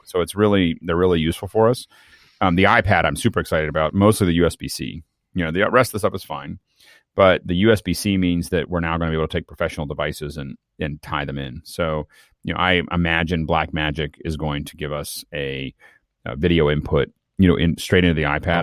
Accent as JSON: {"language": "English", "town": "Tucson", "region": "Arizona", "country": "United States", "tie": "born or raised there", "moved": "yes", "said": "I was born in Tucson."}